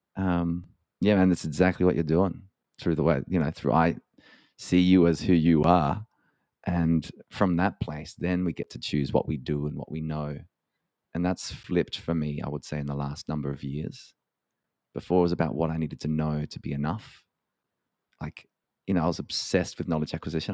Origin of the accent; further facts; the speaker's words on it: Adelaide, South Australia, Australia; moved away as an adult; also born or lived in Dublin; I spent a lot of my, a lot of my kind of early years growing up in Adelaide, which is a beautiful city of one point three million people in South Australia.